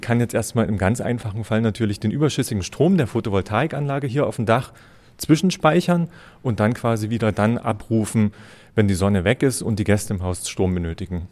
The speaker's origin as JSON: {"language": "German", "region": "Lusatia", "country": "Germany", "moved": "as an adult", "lives_now": "Wildpoldsried, Germany", "said": "Ich komme ursprünglich aus der Lausitz"}